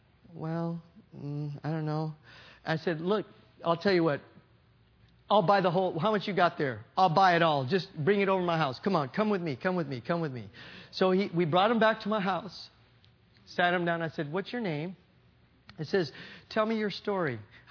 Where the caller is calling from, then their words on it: Hayward, California, United States; I'm calling from California. I'm a pastor in Hayward, California.